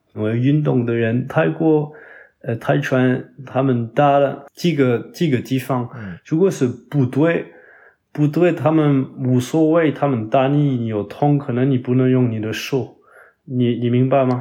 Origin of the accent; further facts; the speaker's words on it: Toulouse, Occitania, France; Chinese is a second language; moved away as an adult; also born or lived in Paris, France / Foshan, China; 但是我在国的老家就是toulouse，法国南部